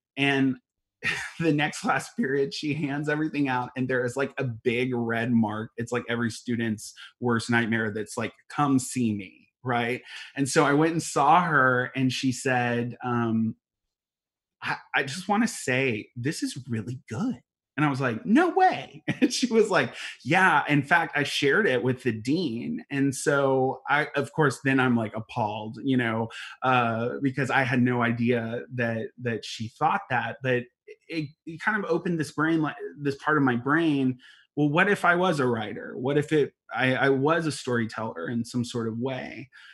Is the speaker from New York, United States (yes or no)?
no; Alvin, Texas, United States; also born or lived in West Columbia, Texas; I grew up in West Columbia, and then I moved to Alvin um, when I was ten years old